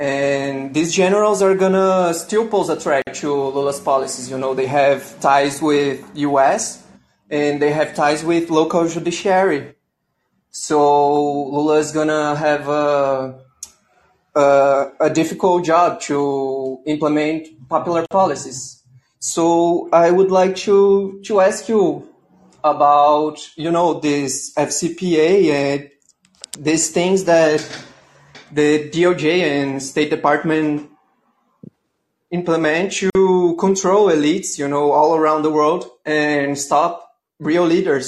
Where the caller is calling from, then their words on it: Brazil; I'm calling in from Brazil.